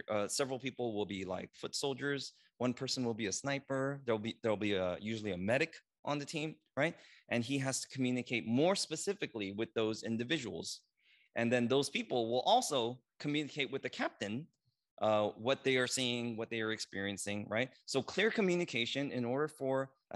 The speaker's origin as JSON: {"language": "English", "country": "United States", "said": "I'm Korean American"}